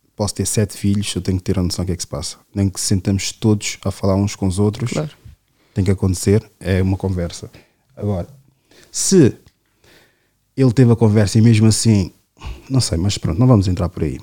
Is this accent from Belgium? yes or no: no; Portugal; Sou um uhum. preto que nasceu aqui